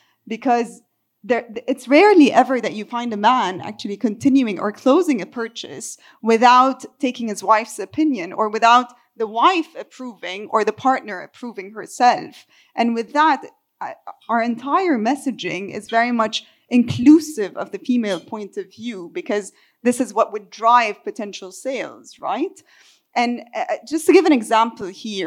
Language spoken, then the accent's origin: English; Beirut, Beirut Governorate, Lebanon; my hometown is Beirut, Lebanon